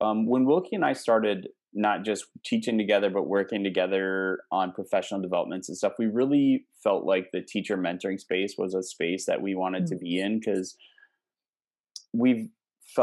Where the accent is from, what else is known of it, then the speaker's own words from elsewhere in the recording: Midwest, United States; accent: Midwestern; moved away as an adult; also born or lived in Houston, Texas; I've gotten back into my Midwest habits. So now I have this weird mix of like Texas slang, but I sound like a Midwesterner saying it